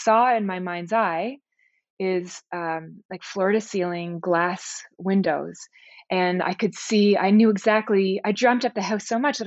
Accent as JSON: {"language": "English", "town": "Toronto", "region": "Ontario", "country": "Canada", "tie": "born or raised there", "said": "we were both born and raised in Toronto"}